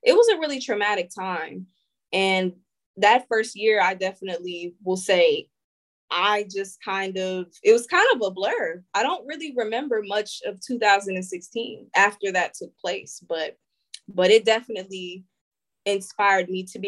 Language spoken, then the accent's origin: English; Springfield, Ohio, United States; I'm from Springfield, Ohio